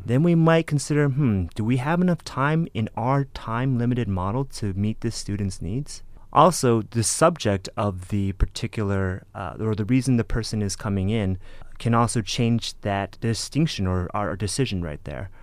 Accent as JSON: {"language": "English", "area": "San Gabriel Valley", "region": "California", "country": "United States", "tie": "born or raised there", "said": "I'm originally from the San Gabriel Valley, the 626 for any of you out there"}